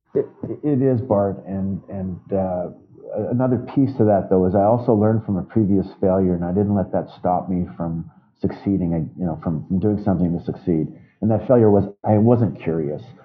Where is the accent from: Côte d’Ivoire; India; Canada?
Canada; Winnipeg, Manitoba; my hometown of Winnipeg